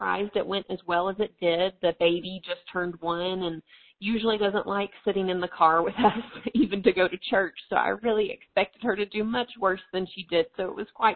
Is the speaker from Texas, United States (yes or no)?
no; Tennessee, United States; accent: southern; now in North Dakota, United States; But I am originally from, if you catch some southern accent in my voice, I'm originally from Tennessee.